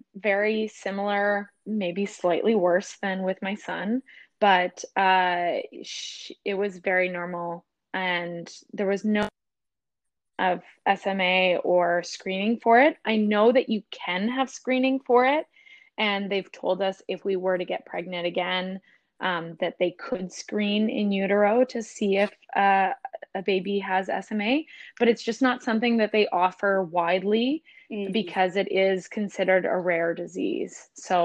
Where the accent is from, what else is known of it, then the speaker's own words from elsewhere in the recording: Ontario, Canada; now in British Columbia, Canada; We're originally from Ontario, but fell in love with the ocean and found ourselves to the West Coast.